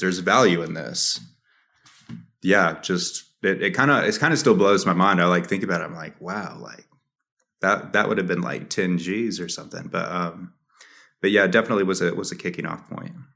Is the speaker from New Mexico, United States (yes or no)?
yes; New Mexico, United States; also born or lived in Dallas; my hometown, or, like, even, like, all of New Mexico